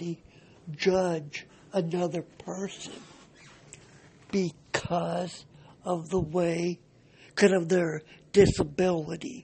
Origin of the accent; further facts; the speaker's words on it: Cedar Rapids, Iowa, United States; I am from Cedar Rapids, Iowa